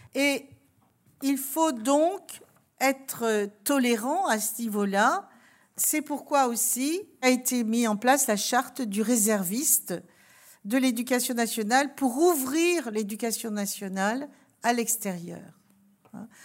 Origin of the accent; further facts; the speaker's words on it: Alsace, Grand Est, France; je viens d'Alsace